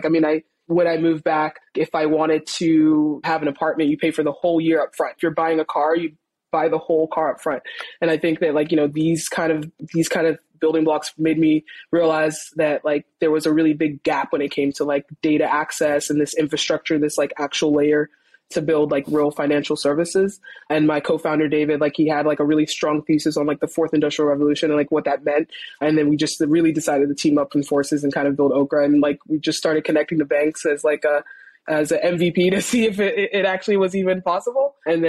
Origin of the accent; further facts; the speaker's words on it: Saudi Arabia; also born or lived in Nigeria; now in United States; I was born here, but I grew up, I spent most of my formative years, I spent it in Saudi Arabia, and then I moved to the States later